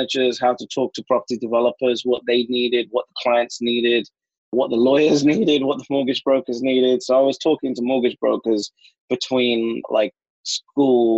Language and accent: English; London, United Kingdom; My whole life, born and raised in London